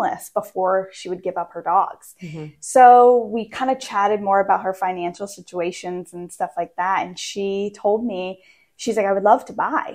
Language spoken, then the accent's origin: English; Maine, United States; moved away as an adult; also born or lived in Pennsylvania / Virginia / Maryland; now in West Virginia, United States; So I grew up actually in Maine. I was born and raised in Maine for 25 years